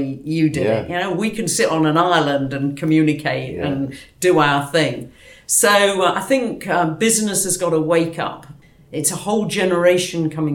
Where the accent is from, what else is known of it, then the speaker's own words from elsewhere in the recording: Newark, East Midlands, United Kingdom; I was born in Newark in Nottinghamshire